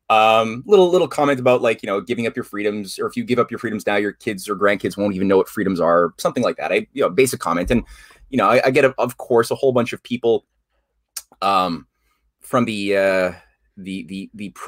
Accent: Syria; I am from Syria. I have family there.

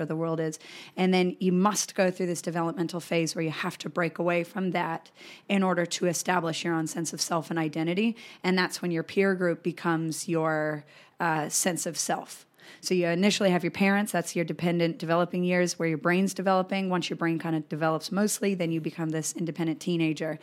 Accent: Colorado, United States; I grew up in Colorado

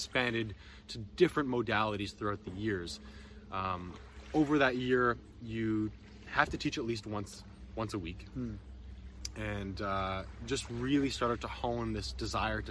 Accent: Ottawa, Ontario, Canada; growing up in Ottawa

